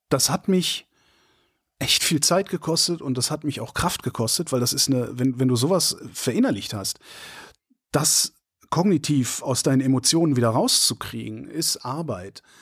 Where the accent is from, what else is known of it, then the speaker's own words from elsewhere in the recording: Germany; Und ich bin in der Bundesrepublik Deutschland West groß geworden.